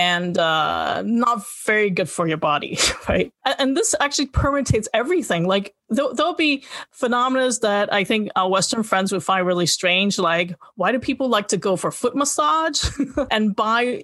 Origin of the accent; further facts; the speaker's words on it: Hong Kong; moved away; also born or lived in United States; I grew up in Hong Kong. I grew up bilingual.